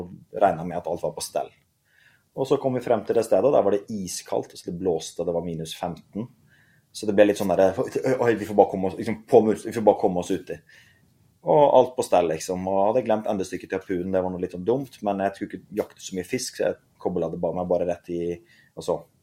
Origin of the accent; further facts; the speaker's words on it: Mjømna, Vestland, Norway; jeg begynte på den øyen Mjømna ute i havgapet